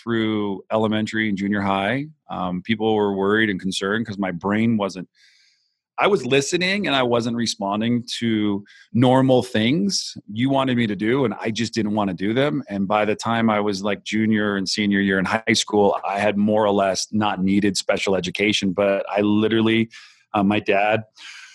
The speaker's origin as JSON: {"language": "English", "town": "Santa Cruz", "region": "California", "country": "United States", "tie": "born or raised there", "said": "I grew up in California. I'm from the Bay Area. I'm from a small town called Santa Cruz"}